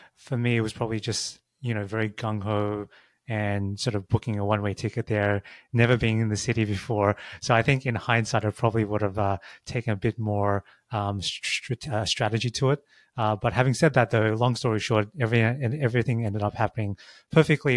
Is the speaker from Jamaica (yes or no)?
no; Australia; moved away as an adult; also born or lived in San Francisco; I grew up in Australia.